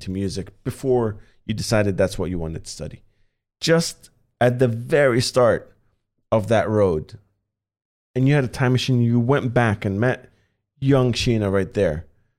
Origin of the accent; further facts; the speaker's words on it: Doha, Qatar; I was the only metalhead in an entire country in Qatar, like growing up in Doha, holy fuck.